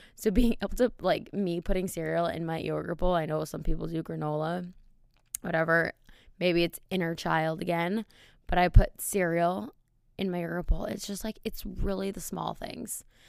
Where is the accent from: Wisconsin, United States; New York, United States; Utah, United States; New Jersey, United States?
Wisconsin, United States; moved away; the bars in my hometown are out of a movie